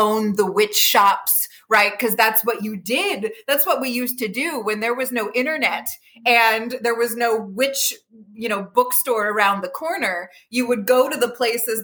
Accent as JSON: {"language": "English", "area": "Bucks County", "region": "Pennsylvania", "country": "United States", "tie": "born or raised there", "said": "growing up in Bucks County"}